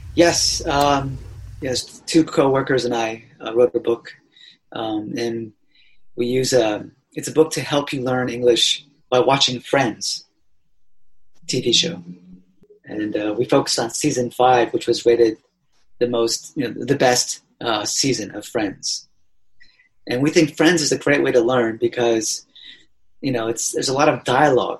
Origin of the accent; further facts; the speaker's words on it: Allentown, Pennsylvania, United States; moved away as an adult; also born or lived in Tokyo, Japan / Australia; now in Japan; I grew up in uh, Allentown, Pennsylvania